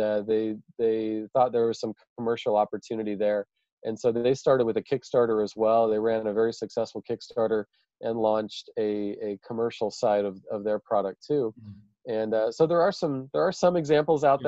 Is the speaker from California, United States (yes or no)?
no; Idaho, United States; also born or lived in Kenya; i just live here in my hometown in in idaho in the us